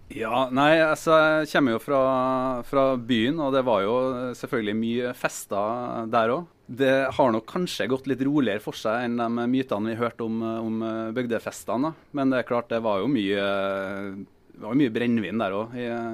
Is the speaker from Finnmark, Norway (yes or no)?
no; Trøndelag, Norway; Jeg er trønder, først og mm. fremst